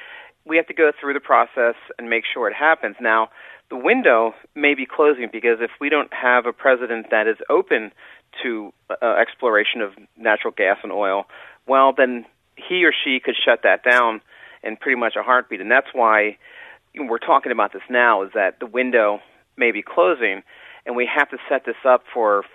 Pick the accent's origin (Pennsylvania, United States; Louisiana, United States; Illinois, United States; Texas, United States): Pennsylvania, United States; Philadelphia; moved away; also born or lived in Washington, D.C.; I came originally from Philadelphia